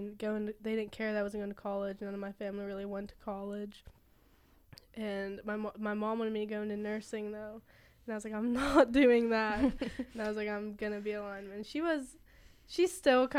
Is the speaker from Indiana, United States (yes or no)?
no; St. Clairsville, Ohio, United States; I'm from St. Clairsville, Ohio.